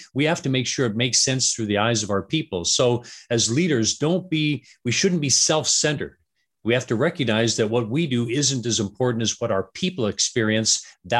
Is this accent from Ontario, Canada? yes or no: no; Vancouver, British Columbia, Canada; also born or lived in Atlanta; now in Denver, United States; I am. Yeah. Born and raised in Vancouver. So. I mean, yes. I've lived in Atlanta and Denver and different places, but yeah, born and raised in Canada.